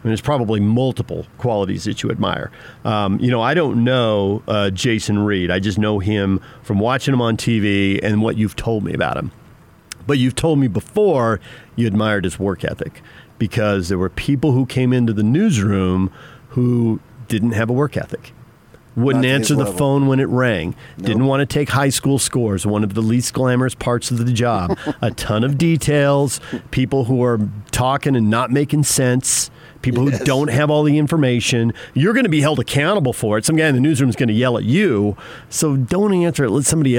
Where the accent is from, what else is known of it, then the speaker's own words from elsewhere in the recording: Australia; You know, you don't study U.S. history growing up in Australia.